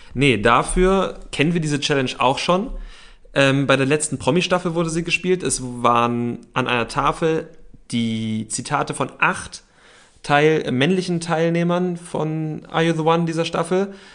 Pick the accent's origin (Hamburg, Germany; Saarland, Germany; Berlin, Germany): Berlin, Germany; wir sind Berliner